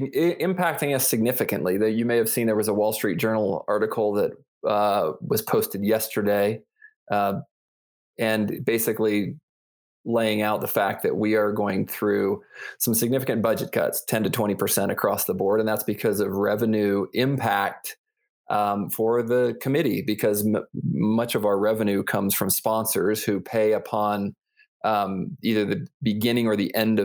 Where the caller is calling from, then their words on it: Colorado Springs, Colorado, United States; I'm in Colorado Springs. I'm actually in my laundry room because we've been remote here for, I think, going on 6 weeks.